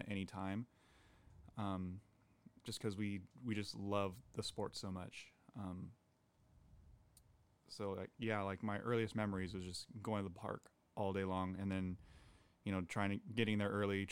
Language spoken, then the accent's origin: English; Gilroy, California, United States; growing up in Gilroy